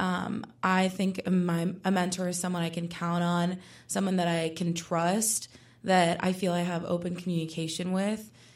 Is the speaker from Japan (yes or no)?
no; Puerto Rico; moved away as an adult; now in Pittsburgh, United States; I was born and raised in Puerto Rico, but now I'm here in Pittsburgh pursuing my undergraduate degree at Pitt